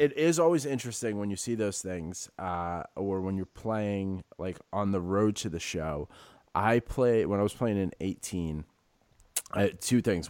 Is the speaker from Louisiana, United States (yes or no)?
no; New York City, New York, United States; growing up in the Bronx